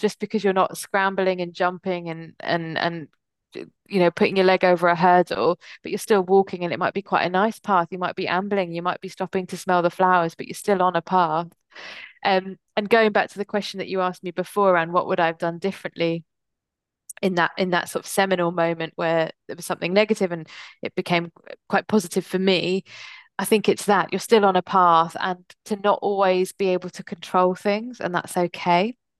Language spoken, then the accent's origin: English; England, United Kingdom; born or raised there; also born or lived in United States